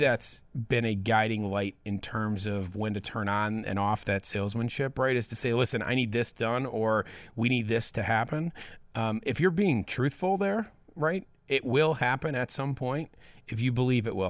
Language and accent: English; Hinsdale, Illinois, United States; I grew up in Hinsdale